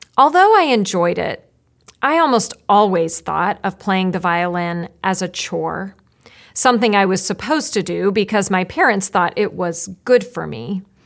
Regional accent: Roanoke, Virginia, United States; moved away; I grew up in Roanoke, Virginia

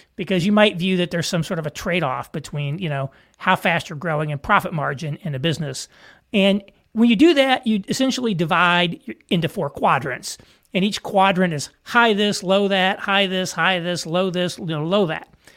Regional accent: southern Indiana, United States; moved away; small town in southern Indiana, like where I'm from

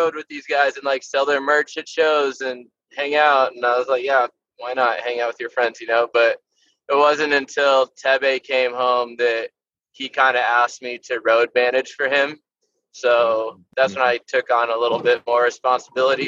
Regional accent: Santa Clarita, California, United States; also born or lived in Santa Monica / Reseda / Chatsworth; I was born in Santa Monica and I was in the Valley for a little bit, like Reseda, Chatsworth area. And then most of my formative years were spent out in Santa Clarita

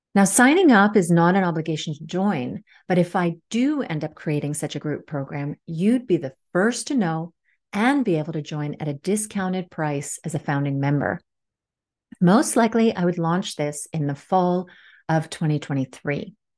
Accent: Washington, District of Columbia, United States; also born or lived in Helsinki area, Finland / Dartmouth College, New Hampshire; now in Helsinki, Finland; I grew up in Washington, D C, but live here in Helsinki area in Finland right now.

